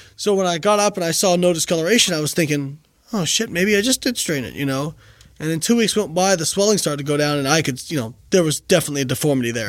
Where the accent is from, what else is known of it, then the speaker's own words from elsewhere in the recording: Indiana, United States; moved away as an adult; also born or lived in Florida; I'm from Indiana. I went to school in Florida.